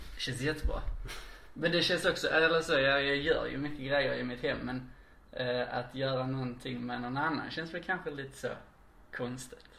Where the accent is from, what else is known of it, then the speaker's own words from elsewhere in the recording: Ystad, Skåne, Sweden; now in Malmö, Sweden; Ystad BB